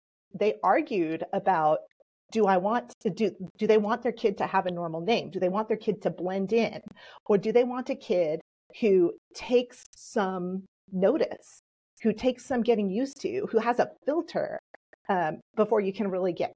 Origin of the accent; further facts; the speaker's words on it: Texas, United States; accent: Southern; first language Polish; English is a second language; I came from Texas. I grew up in Texas, and I am the daughter of two first-generation